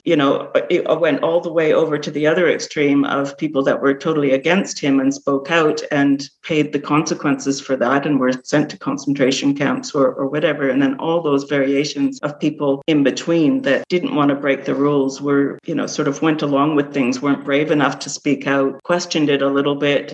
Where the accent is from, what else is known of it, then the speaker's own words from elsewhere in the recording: Canada; now in Australia; growing up in Canada, living in Australia